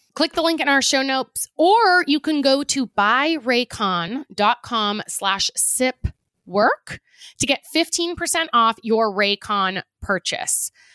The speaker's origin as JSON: {"language": "English", "country": "United States", "said": "being an American"}